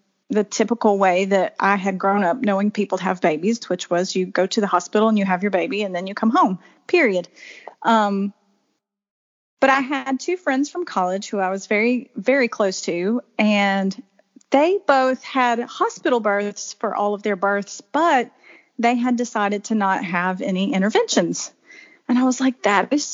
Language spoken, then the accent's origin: English; Alabama, United States; now in South Carolina, United States; I grew up in Alabama and moved to South Carolina in 2004 and have lived here ever since.